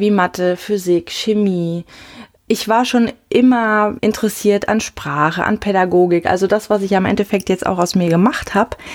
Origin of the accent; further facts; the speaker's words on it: Siegen, North Rhine-Westphalia, Germany; Siegen ist meine Heimat. Ich bin noch oft dort, aber nichts im Vergleich zur Schönheit hier vom Rhein-Main-Gebiet, muss ich sagen, Rheinhessen. Ist einfach meine Heimat, nicht mehr, nicht weniger.